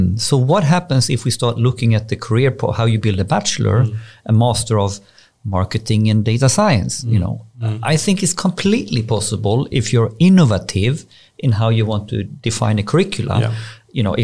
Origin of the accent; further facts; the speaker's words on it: Borås, Västra Götaland, Sweden; I'm from Borås, grew up in Borås